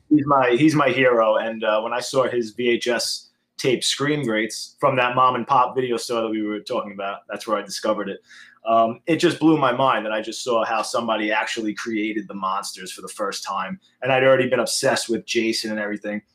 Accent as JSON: {"language": "English", "town": "New York City", "region": "New York", "country": "United States", "tie": "born or raised there", "also_born_or_lived": "Brooklyn, New York"}